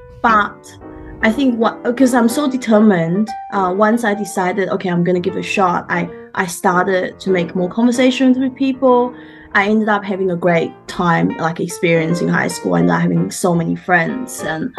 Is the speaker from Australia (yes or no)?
yes; Brisbane, Queensland, Australia; English is a second language; now in Sydney, Australia; I've been here like about 23 years. So pretty much I grew up in Brisbane. And that's sort of my background. I came by myself as an exchange student. So it was pretty hard to learn a new language, a culture and everything like that.